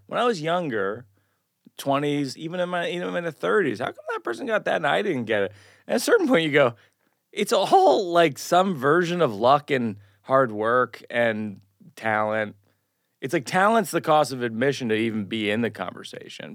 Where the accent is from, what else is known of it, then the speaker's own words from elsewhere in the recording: Shrewsbury, Massachusetts, United States; I grew up in Massachusetts